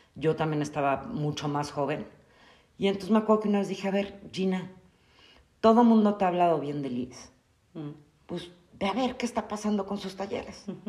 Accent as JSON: {"language": "Spanish", "region": "Mexico City", "country": "Mexico", "tie": "born or raised there", "moved": "yes", "lives_now": "Querétaro, Mexico", "said": "yo soy originaria de la Ciudad de México, ya llevo muchísimos años aquí en Querétaro"}